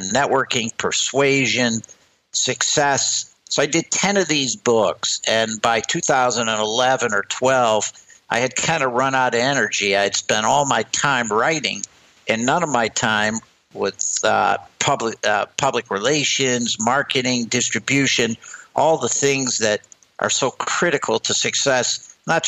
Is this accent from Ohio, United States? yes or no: yes; Sandusky, Ohio, United States; now in Westport, United States; I grew up in a town that I'm sure many of your listeners have heard of called Sandusky, Ohio.